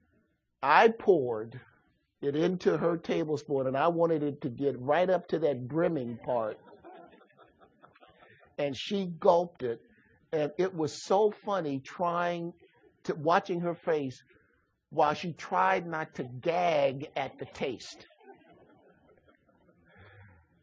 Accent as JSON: {"language": "English", "town": "Chicago", "region": "Illinois", "country": "United States", "tie": "born or raised there", "said": "I grew up in Chicago"}